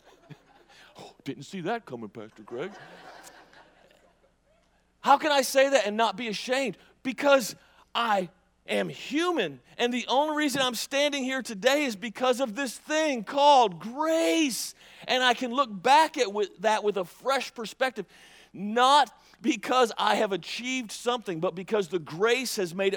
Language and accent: English; Mississippi, United States; I'm from Mississippi